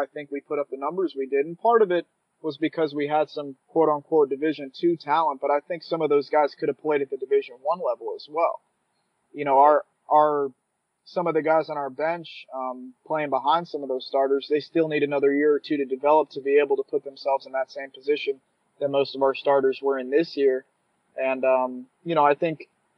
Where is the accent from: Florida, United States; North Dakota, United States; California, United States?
Florida, United States; South; moved away; I'm from South Florida, as you know, Ethan, and in my backyard, probably 2 miles from my house, is Nova Southeastern